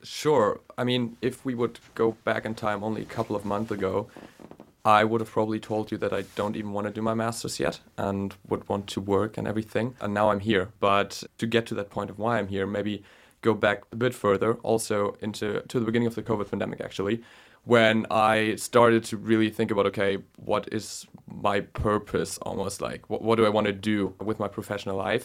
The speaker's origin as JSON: {"language": "English", "country": "Germany", "also_born_or_lived": "Berlin", "moved": "as an adult", "lives_now": "London, United Kingdom", "said": "from Germany"}